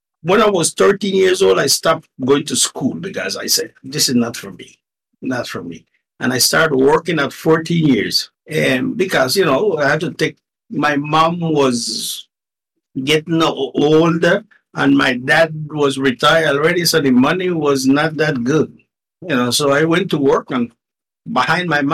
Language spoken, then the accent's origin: English; Nicaragua; first language Spanish; English is a second language; moved away as an adult; also born or lived in Miami, United States; now in Canada; Born and raised in Nicaragua in a little town named Tronquera.